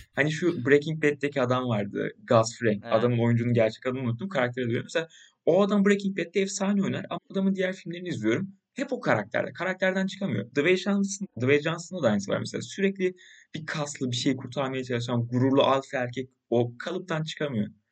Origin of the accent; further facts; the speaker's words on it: Turkey; Biz Türkler olarak